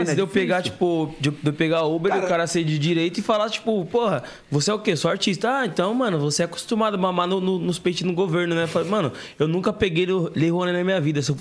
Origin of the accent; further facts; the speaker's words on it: Brás, São Paulo, Brazil; Vendia café no Brás, pai. E, tipo. Onde eu nasci.